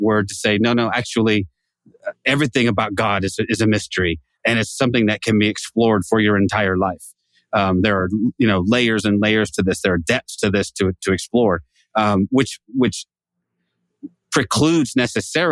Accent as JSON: {"language": "English", "region": "California", "country": "United States", "said": "I'm from California. I represent my state"}